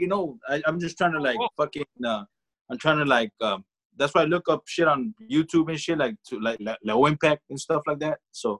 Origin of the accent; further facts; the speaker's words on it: Los Angeles, California, United States; I grew up in the, believe it or not, man, back then, I grew up in the Echo Park area. Back then. You know, when it was fucking hood.